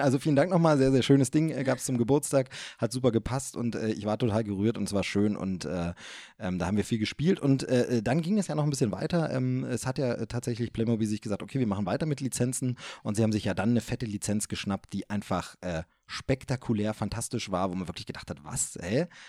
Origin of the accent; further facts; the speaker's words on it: East Germany, Germany; wir sind Ossi-Kinder